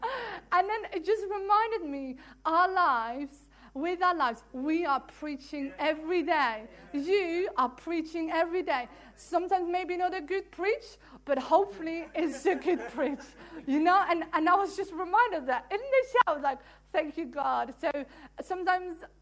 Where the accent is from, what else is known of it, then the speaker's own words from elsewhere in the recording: Netherlands; English is a second language; moved away as an adult; also born or lived in England; now in Worthing, United Kingdom; I'm from Holland, so sometimes my English is fabulous, sometimes my English is 99%